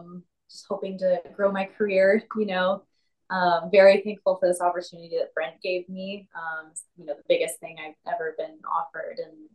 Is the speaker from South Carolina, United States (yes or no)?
yes; South Carolina, United States; No, I'm from South Carolina originally.